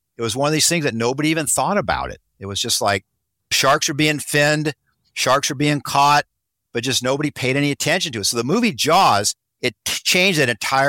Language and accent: English; Monterey, California, United States; I grew up here in the Monterey area.